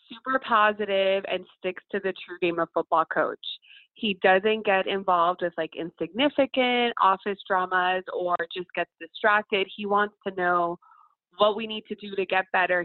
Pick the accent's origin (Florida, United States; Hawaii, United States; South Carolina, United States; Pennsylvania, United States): Florida, United States; Miami; first language Spanish; English is a second language; moved away as an adult; also born or lived in Alabama / Kansas; now in Mississippi, United States; I grew up in Miami, Florida. My family was born in Cuba. So me and my cousins were first generation and grew up in Miami